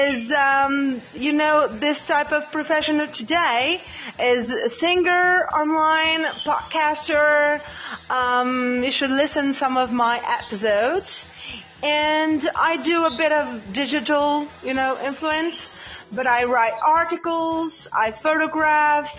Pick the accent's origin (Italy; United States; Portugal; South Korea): Portugal; first language Portuguese; English is a second language; I'm from Portugal.